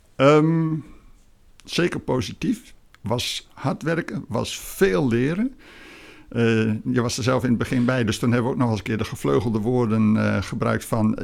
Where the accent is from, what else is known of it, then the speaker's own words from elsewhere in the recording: Emmen, Drenthe, Netherlands; also born or lived in Groningen / Lelystad; now in Fijnaart, Netherlands; geboren in het Hoge Noorden, bij Emmen in Drenthe